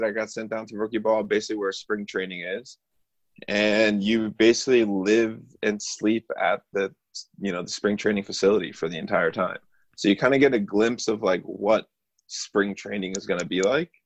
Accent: New York, United States; being a New Yorker

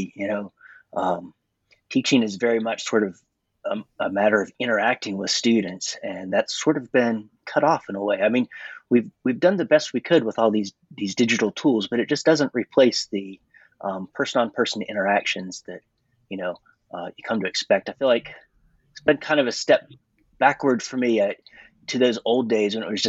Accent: Georgia, United States; So I grew up in North Georgia in a small rural area.

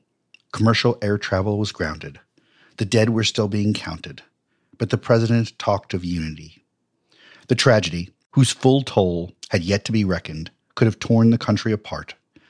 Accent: New York, United States; I was a Democrat from New York who had worked at both ABC and NBC News

